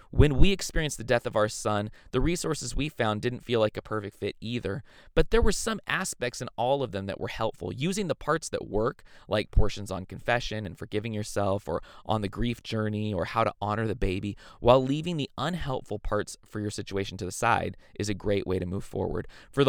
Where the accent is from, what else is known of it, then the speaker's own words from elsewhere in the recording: Ireland; Sorry, I'm Irish. I use meat and potatoes metaphors.